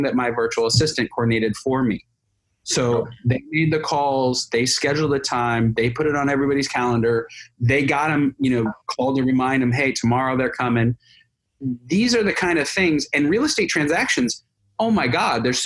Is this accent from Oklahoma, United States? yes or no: no; California, United States; I'm a Californian